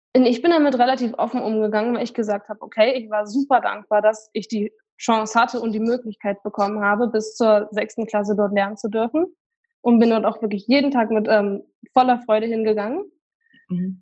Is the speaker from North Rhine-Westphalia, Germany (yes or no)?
no; Weimar, Thuringia, Germany; bei uns in Weimar